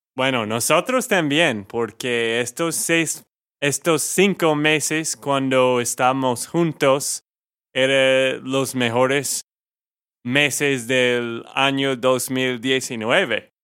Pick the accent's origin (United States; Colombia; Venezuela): United States; Texas; de Texas, Estados Unidos